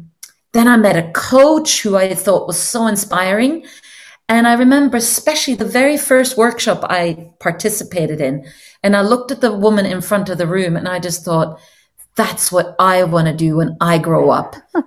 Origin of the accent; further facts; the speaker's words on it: Norway; English is a second language; moved away; they would generally not guess that I'm from Norway, because I've just been spending so many years speaking English as my main language now.